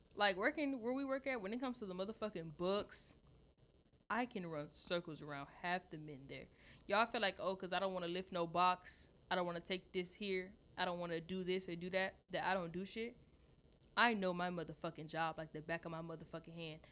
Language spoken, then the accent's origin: English; Detroit, Michigan, United States; I'm from Detroit